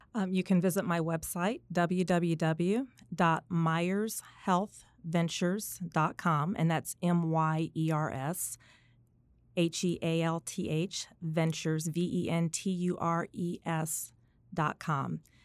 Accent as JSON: {"language": "English", "town": "Indianapolis", "region": "Indiana", "country": "United States", "tie": "born or raised there", "also_born_or_lived": "South Bend, Indiana", "said": "I am a homegrown Hoosier. I am originally from South Bend, Indiana."}